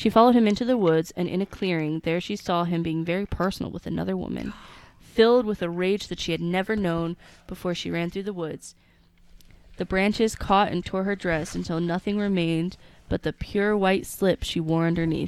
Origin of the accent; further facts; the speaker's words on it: San Antonio, Texas, United States; I come from South Texas. To be more exact, I'm from San Antonio, and I come from a primarily Hispanic family.